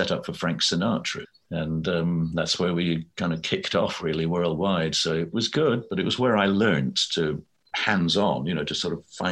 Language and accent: English; Scotland, United Kingdom; my childhood growing up in Scotland